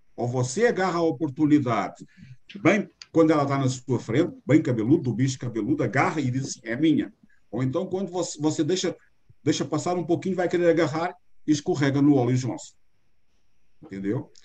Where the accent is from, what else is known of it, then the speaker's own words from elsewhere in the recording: Portugal; accent: Portuguese; moved away as an adult; now in Brazil; Este sotaque meu, ele é com sotaque mais eh, puxado do que o normal, porque eu nasci em Portugal há 60 anos atrás